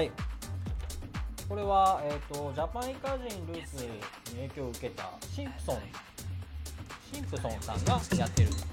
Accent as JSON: {"language": "Japanese", "region": "Osaka", "country": "Japan", "tie": "born or raised there", "accent": "Kansai", "moved": "as an adult", "lives_now": "Tokyo, Japan", "said": "めちゃめちゃイントネーションが関西で、えっと、大阪出身"}